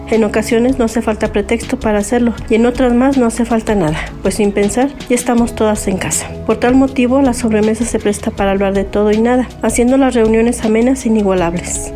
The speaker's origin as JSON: {"language": "Spanish", "region": "Mexico City", "country": "Mexico", "said": "Soy de la Ciudad de México"}